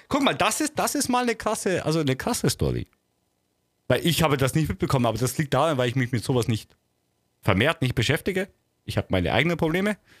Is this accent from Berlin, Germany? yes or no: no; Bavaria, Germany; ich bin Bayer.